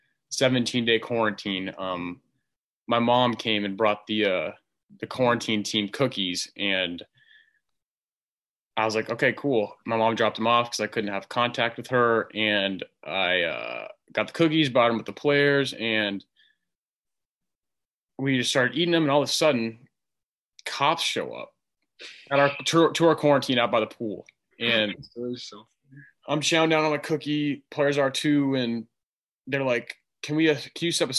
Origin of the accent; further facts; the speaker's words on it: Arizona, United States; born and raised in Arizona.